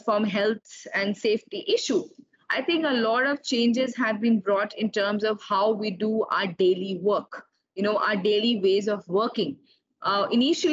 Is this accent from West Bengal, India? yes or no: no; Delhi, India; I am a true Delhiite, born and brought up in Delhi.